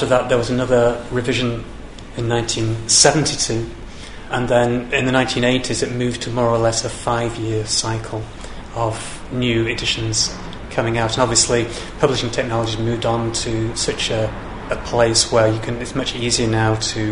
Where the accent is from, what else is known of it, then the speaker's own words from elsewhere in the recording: England, United Kingdom; also born or lived in Lancashire; now in Scotland, United Kingdom; an Englishman living in Scotland